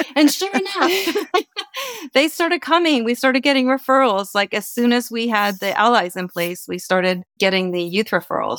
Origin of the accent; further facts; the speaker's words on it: East Coast, United States; now in California, United States; I'm originally from the East Coast, moved to California in 1984